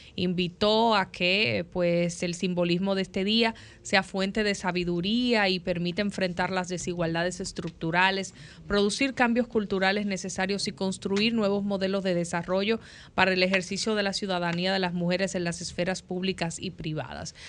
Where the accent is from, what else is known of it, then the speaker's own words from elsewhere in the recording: Dominican Republic; somos como dominicanos y como dominicanas